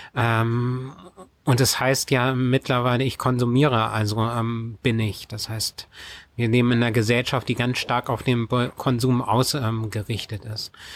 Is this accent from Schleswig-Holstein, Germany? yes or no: yes; Schleswig-Holstein, Germany; also born or lived in Kiel; bei uns in Schleswig-Holstein, die Gemeinde Sprakebüll